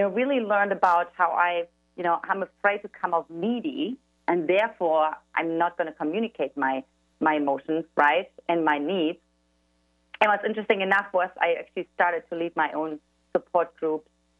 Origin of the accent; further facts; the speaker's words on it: eastern Germany, Germany; English is a second language; now in San Diego, United States; as the listeners can already detect from my accent, I'm originally from Eastern Germany, and I grew up in an emotionally absent household